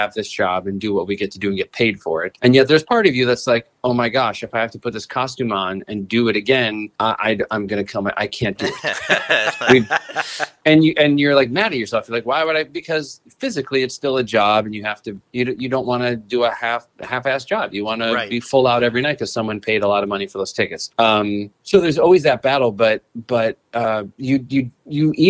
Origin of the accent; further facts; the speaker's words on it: Northbrook, Illinois, United States; my hometown of Northbrook, Illinois